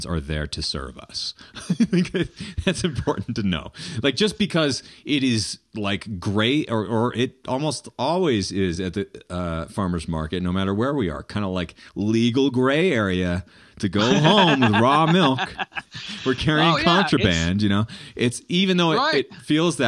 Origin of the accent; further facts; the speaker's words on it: New Hampshire, United States; I grew up in New Hampshire